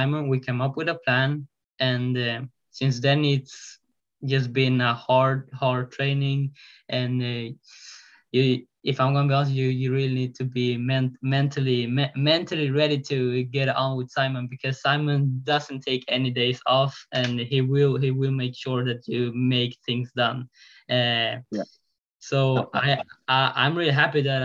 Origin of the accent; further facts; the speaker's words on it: Sweden; I live in Sweden. I'm from Sweden